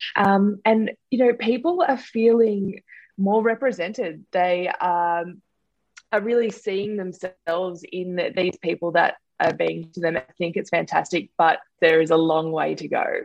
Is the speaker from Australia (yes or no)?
yes; Sutherland Shire, New South Wales, Australia; I grew up in the Sutherland Shire in New South Wales.